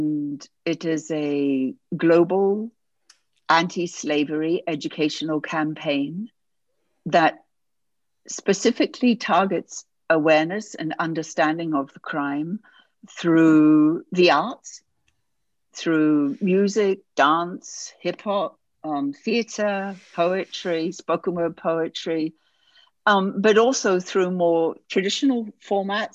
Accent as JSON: {"language": "English", "country": "New Zealand", "tie": "born or raised there", "also_born_or_lived": "United Kingdom", "moved": "as an adult", "said": "I'm originally from New Zealand, which is where I grew up and was raised and so on. And at a fairly young age, I left for the UK"}